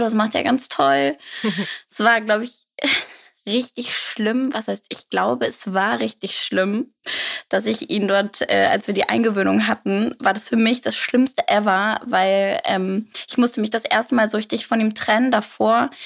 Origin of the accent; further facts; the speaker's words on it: near Wolfsburg-Braunschweig, Lower Saxony, Germany; ich komme in der Nähe aus Wolfsburg-Braunschweig